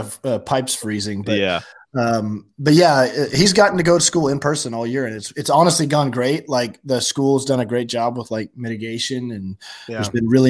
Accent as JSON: {"language": "English", "region": "Oklahoma", "country": "United States", "tie": "born or raised there", "said": "born and raised in Oklahoma. Lived in Oklahoma my whole life. Went to the University of Oklahoma."}